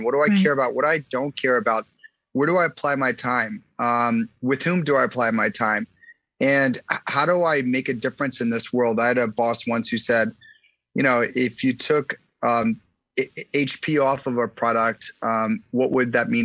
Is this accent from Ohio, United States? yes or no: no; Washington, District of Columbia, United States; I grew up in Washington, D.C.